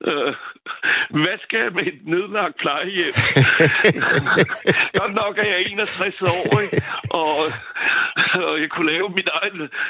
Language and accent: Danish; France; Danish is a second language; now in Valby, Denmark; Nu er jeg franskmand, ikke?